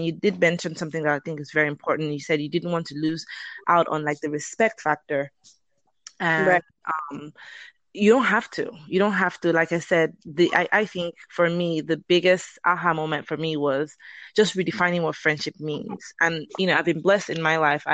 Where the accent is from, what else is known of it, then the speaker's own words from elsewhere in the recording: Lagos, Nigeria; moved away as an adult; now in Atlanta, United States; I am originally from Nigeria. I grew up, born and raised in Lagos, Nigeria, and I've been in America for about 19 years now.